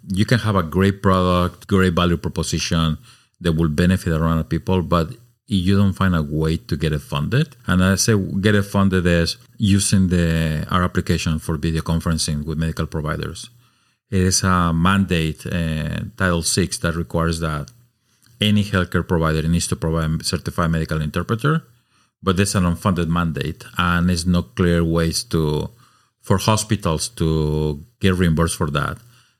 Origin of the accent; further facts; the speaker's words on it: Mexico City, Mexico; moved away as an adult; now in Oregon, United States; Born and raised in Mexico City. I spent my life in a very cosmopolitan, beautiful city. Moved to Oregon about 26.